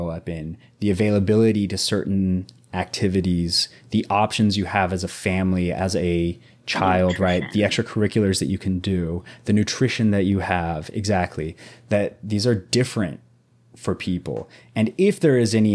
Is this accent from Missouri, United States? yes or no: yes; Southwest Missouri, United States; I was like 13, 14, very young, growing up in Southwest Missouri